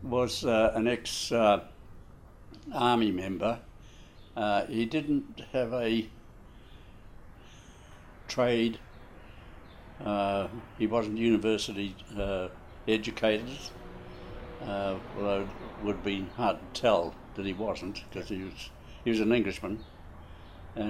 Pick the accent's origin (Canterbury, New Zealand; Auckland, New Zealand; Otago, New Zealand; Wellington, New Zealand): Auckland, New Zealand; I was born in Epsom, Auckland, in 1923